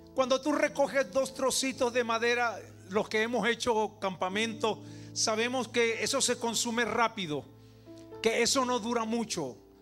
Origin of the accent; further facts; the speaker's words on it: Venezuela; como venezolano